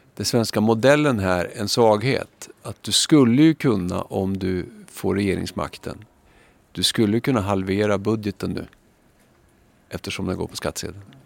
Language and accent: Swedish; Skellefteå, Västerbotten County, Sweden; also born or lived in Umeå; now in Stockholm, Sweden; jag kommer från Skellefteå